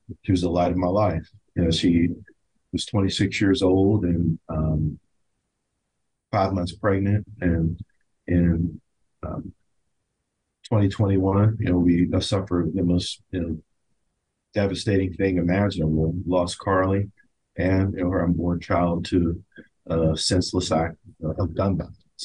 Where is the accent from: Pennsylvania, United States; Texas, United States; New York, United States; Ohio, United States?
Pennsylvania, United States; McKeesport; moved away as an adult; I'm a Pittsburgh boy. I grew up in McKeesport, PA.